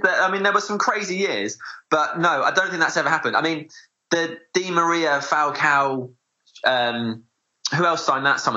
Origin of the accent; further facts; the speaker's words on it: South East Kent, South East England, United Kingdom; I grew up in South East Kent